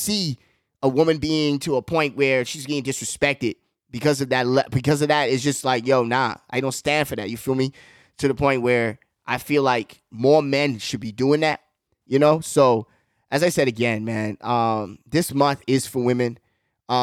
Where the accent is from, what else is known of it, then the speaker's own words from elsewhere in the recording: United States; a young man growing up in America